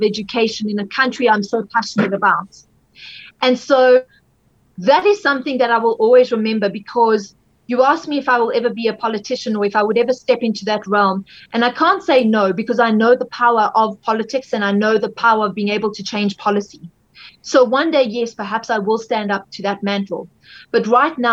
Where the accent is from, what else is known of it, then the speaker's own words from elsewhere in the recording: South Africa; as a South African